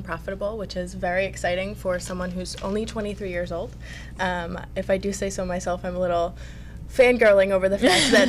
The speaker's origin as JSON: {"language": "English", "region": "Connecticut", "country": "United States", "tie": "born or raised there", "said": "Outside Hartford, Connecticut."}